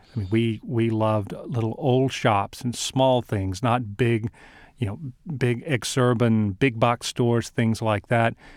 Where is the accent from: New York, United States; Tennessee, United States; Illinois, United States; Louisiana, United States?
Louisiana, United States; South; I grew up in South Louisiana